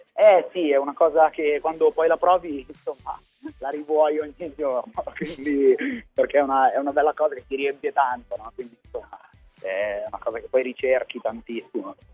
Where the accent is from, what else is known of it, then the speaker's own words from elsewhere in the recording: Milan, Lombardy, Italy; also born or lived in Palermo; sono di Milano, anche se in realtà sono nato a Palermo, però sono milanese adottato da tutta la vita fondamentalmente